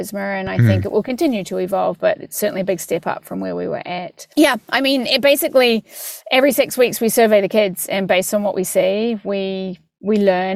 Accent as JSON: {"language": "English", "country": "New Zealand", "moved": "yes", "said": "I'm from New Zealand"}